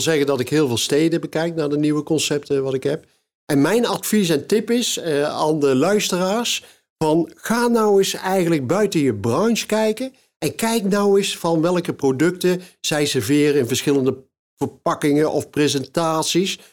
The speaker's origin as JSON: {"language": "Dutch", "town": "Kaatsheuvel", "region": "North Brabant", "country": "Netherlands", "said": "bij ons in Kaatsheuvel"}